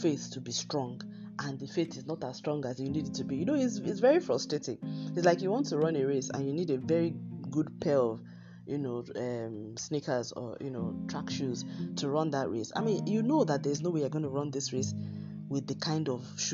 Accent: Nigeria; my home country, Nigeria, where I'm broadcasting from

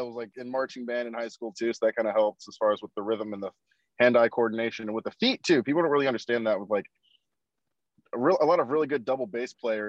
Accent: Ohio, United States; moved away as an adult; also born or lived in Kansas; I was actually born and raised in Ohio. I lived in Ohio up until 2017. So from 1994 to 2017, I lived in Ohio. So this is kind of just going back to like home at this point for me.

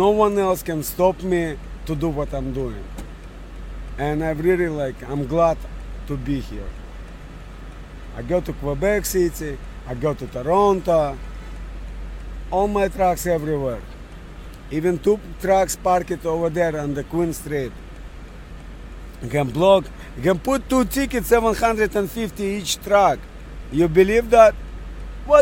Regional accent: Russia; English is a second language; moved away as an adult; also born or lived in Montreal, Canada; now in Canada; Originally from Montreal. My original country is from Russia

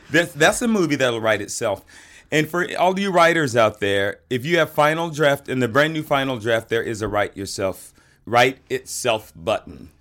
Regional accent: the South, United States; I'm from the South and we had chitterlings down there

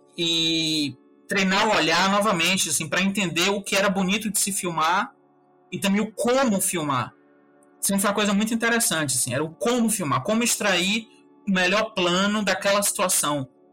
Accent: Salvador, Bahia, Brazil; era um bairro de, de periferia mesmo, daqui de Salvador, um bairro chamado Uruguai. E aí eu cresci lá na Cidade Baixa

